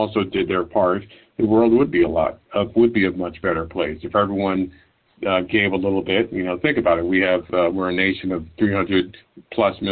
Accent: New York City, New York, United States; born and raised in New York City, my parents came to this country from Haiti

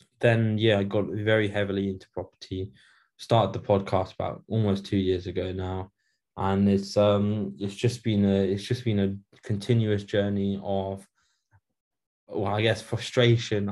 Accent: United Kingdom; I'm born in Britain. So I'm born in the UK. So I'm British, technically speaking.

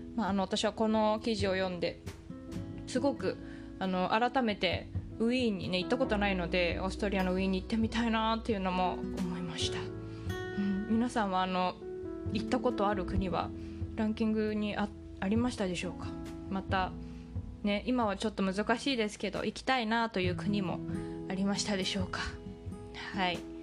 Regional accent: Tokyo, Japan; moved away; 私は東京で育った

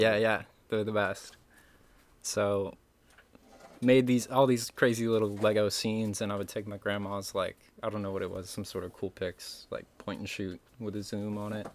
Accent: Camden, Maine, United States; also born or lived in Damariscotta, Maine / Warren, Maine; I was born there, but I grew up in Camden with my mom

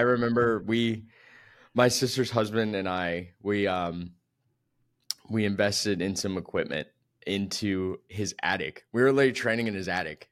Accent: right outside of Philadelphia, Pennsylvania, United States; moved away; I'm from, like, right outside of Philly

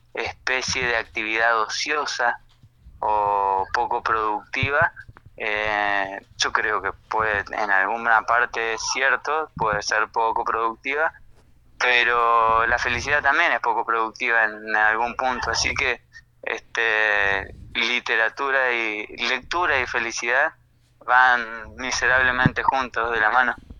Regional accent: Resistencia, Chaco, Argentina; moved away as an adult; now in Buenos Aires, Argentina; Yo soy chaqueño, nacido en Resistencia

